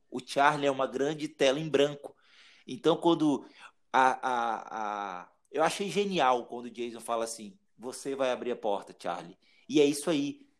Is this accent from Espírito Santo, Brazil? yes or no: yes; Espírito Santo, Brazil; moved away as an adult; now in Curitiba, Brazil; E depois que eu, que eu, que eu saí do Espírito Santo, foi uma decisão de um mês, cara, e vim para Curitiba